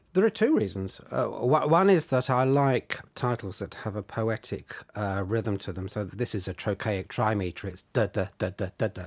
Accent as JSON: {"language": "English", "area": "Surrey", "region": "South East England", "country": "United Kingdom", "tie": "born or raised there", "said": "in the village where I grew up in Surrey"}